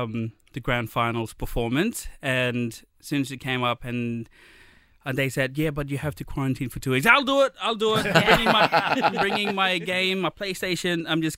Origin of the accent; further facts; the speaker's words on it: Milingimbi, Northern Territory, Australia; I grew up in Milingimbi, and Milingimbi is like one of the it's the aircraft base for when the Japanese attacked.